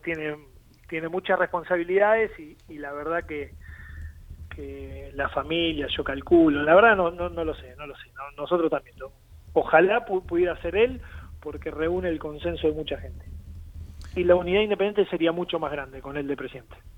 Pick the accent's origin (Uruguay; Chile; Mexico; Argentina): Argentina; Avellaneda, Buenos Aires Province; yo soy de Avellaneda. Trabajo en Avellaneda